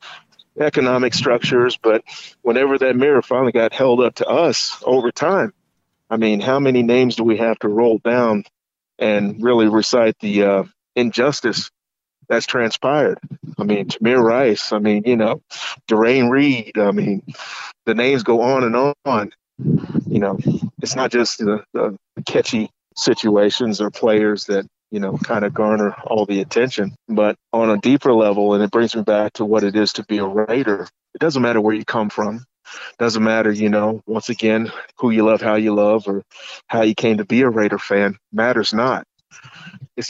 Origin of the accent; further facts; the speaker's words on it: Kentucky, United States; my home state and neighboring city of Louisville